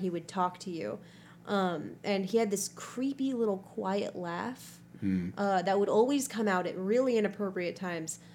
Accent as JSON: {"language": "English", "town": "Houston", "region": "Texas", "country": "United States", "tie": "born or raised there", "said": "I grew up in Houston too for a lot of my life"}